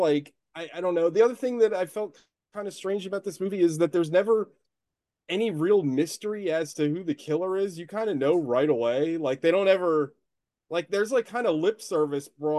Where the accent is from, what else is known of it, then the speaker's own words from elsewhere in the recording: United States; as an American